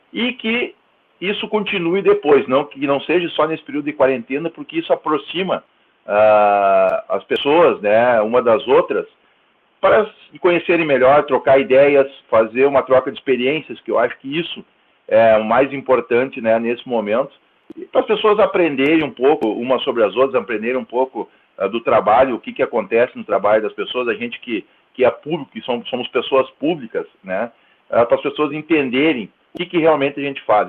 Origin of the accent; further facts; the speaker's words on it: Santo Ângelo, Rio Grande do Sul, Brazil; also born or lived in Cerro Largo; Eu sou nascido eh, em Cerro Largo, e no ano de 1980, na mesma cidade que tu, Giovanni, somos conterrâneos, uh, vim para Santo Ângelo, nem cheguei a morar em Santo Ângelo, vim para Santo Ângelo em 1985